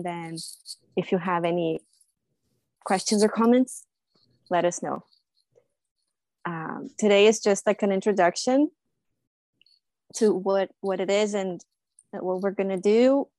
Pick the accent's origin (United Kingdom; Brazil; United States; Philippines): Brazil; now in Toronto, Canada; I'm originally from Brazil, but I live in Toronto.